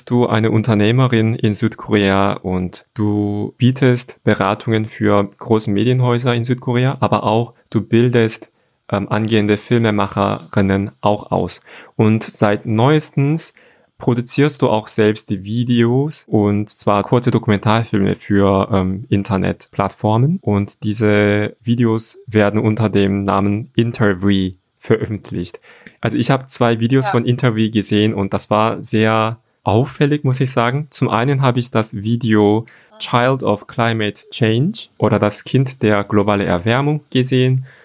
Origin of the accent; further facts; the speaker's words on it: Cologne, North Rhine-Westphalia, Germany; Ich bin auch zum Teil in Köln aufgewachsen. Sage ich auch immer.